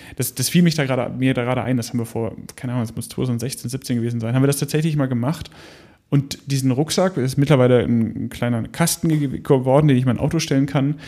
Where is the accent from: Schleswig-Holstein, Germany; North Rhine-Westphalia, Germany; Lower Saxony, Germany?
Lower Saxony, Germany; Hanover; aus meiner Heimatregion Hannover